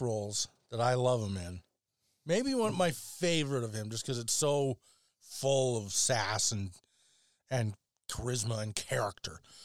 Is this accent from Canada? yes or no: yes; Alberta, Canada; I come from Alberta